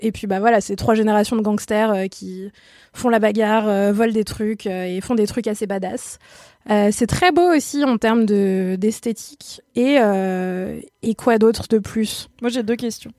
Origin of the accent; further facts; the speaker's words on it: France; on est française